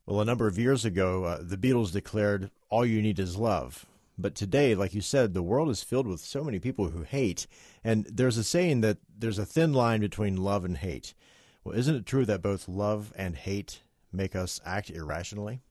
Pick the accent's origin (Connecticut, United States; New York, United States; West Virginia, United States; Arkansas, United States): West Virginia, United States; I'm from West Virginia